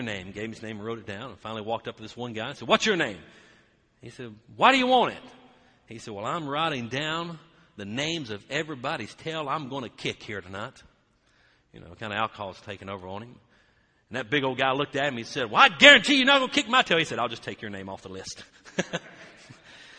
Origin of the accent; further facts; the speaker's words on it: North Carolina, United States; I'm from North Carolina